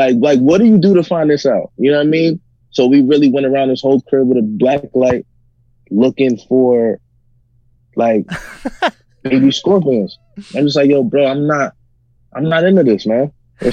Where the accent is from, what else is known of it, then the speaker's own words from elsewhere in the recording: New York, United States; moved away as an adult; now in Arizona, United States; I'm from New York